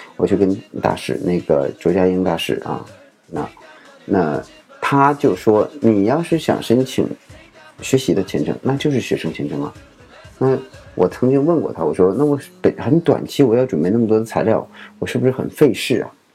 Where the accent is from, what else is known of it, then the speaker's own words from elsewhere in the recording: China; 我们中国人